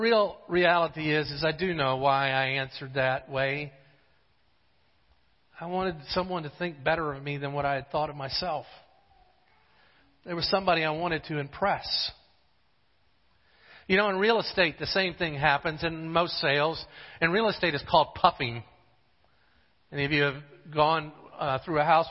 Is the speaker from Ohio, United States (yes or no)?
no; Jacksonville, Florida, United States; also born or lived in Gainesville, Florida; I had moved from Jacksonville to Gainesville